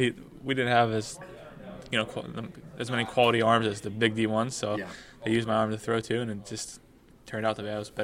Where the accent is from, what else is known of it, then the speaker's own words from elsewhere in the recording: Pittsburgh, Pennsylvania, United States; moved away as an adult; also born or lived in Miami, Ohio; I grew up in Pittsburgh as a catcher